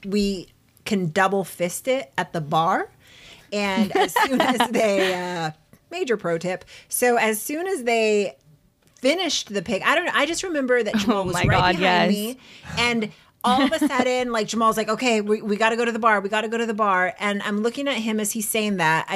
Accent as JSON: {"language": "English", "town": "San Diego", "region": "California", "country": "United States", "said": "we are from San Diego"}